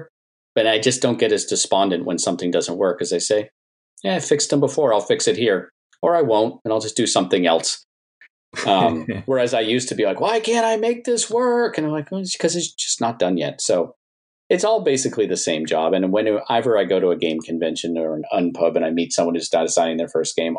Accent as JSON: {"language": "English", "region": "New England", "country": "United States", "said": "because I'm from New England."}